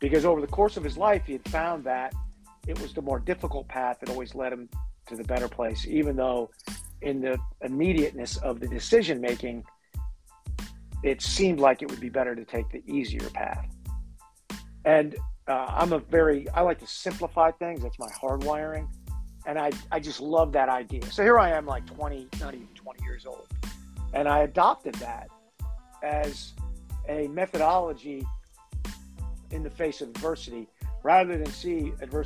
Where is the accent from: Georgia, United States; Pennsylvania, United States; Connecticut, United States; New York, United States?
Connecticut, United States; moved away as an adult; also born or lived in Boston; I'm from Connecticut, but I was in college in Boston.